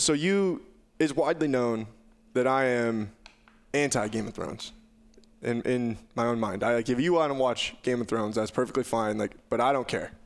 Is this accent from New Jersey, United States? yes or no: no; Southwest Iowa, United States; I was from Southwest Iowa